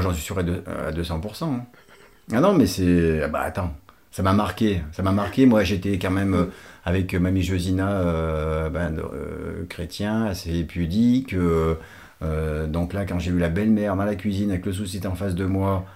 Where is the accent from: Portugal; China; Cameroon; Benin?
Portugal; now in France; je suis portugais naturalisé français.